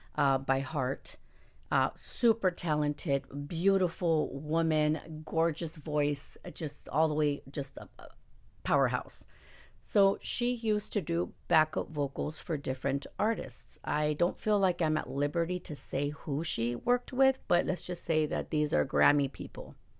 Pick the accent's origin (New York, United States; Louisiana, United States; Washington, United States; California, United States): California, United States; La Puente; first language Spanish; English is a second language; I'm from La Puente